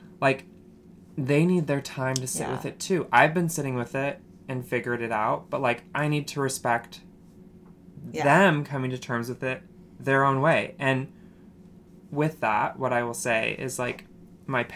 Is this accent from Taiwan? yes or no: no; Logan, Utah, United States; I went to college in my hometown at Utah State University